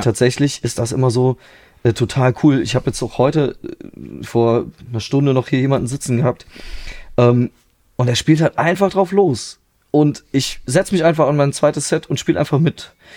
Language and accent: German; near Trier, Rhineland-Palatinate, Germany; now in Vulkaneifel, Germany; ursprünglich bin ich aus der Nähe, also so direkter Nähe von Trier, so genau. Also da bin ich dann auch ja, bis ich Anfang 20 war, habe ich da gelebt, so bei meinen Eltern